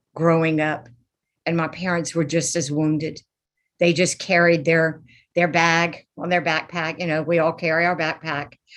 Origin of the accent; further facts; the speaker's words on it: Lafayette, Louisiana, United States; I am from Lafayette, Louisiana